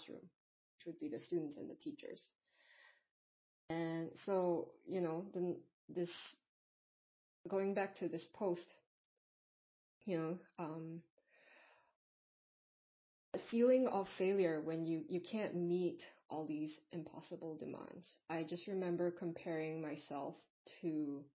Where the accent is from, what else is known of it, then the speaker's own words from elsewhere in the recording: Singapore; I'm not even from America, I'm from Singapore